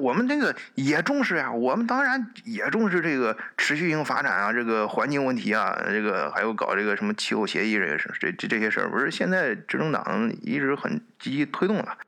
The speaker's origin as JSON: {"language": "Chinese", "country": "China", "moved": "yes", "lives_now": "Germany", "said": "我们中国人一般比较理性啊"}